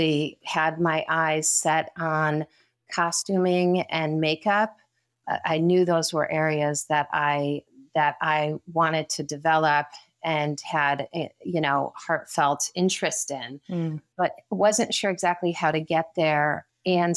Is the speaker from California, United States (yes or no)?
yes; Riverside, California, United States; also born or lived in Connecticut; I was born in Connecticut, but then moved to California in 1980. So I was in elementary school and went to school. We moved to Riverside, Loma Linda, Redlands area.